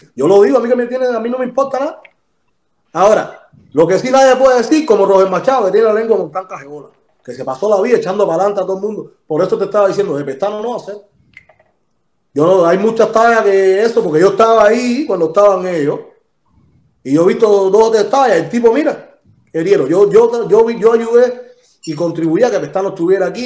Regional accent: Cuba; yo soy de San Miguel

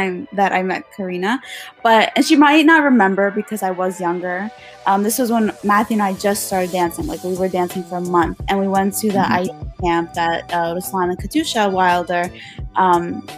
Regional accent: Russia; first language Russian; English is a second language; I spoke Russian first before I spoke English. Yeah, I'm a Russian.

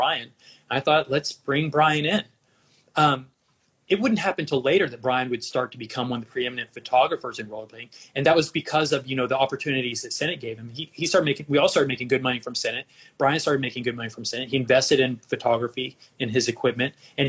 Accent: Dallas, Texas, United States; moved away as an adult; also born or lived in Austin, Texas / California; I grew up in Dallas with liberal parents

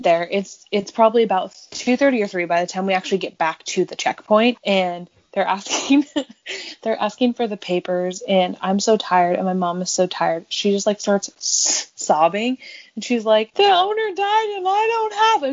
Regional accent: Quincy, California, United States; I'm from Quincy

